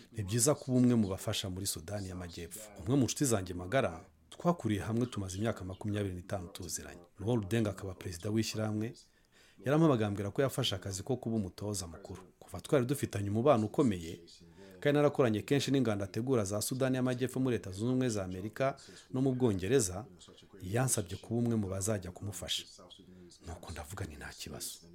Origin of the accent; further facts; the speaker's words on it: London, United Kingdom; moved away as an adult; also born or lived in Ghana / United States / Japan / Spain; natangiye mfite imyaka cumi n'itanu muri londres nkina muri Brixton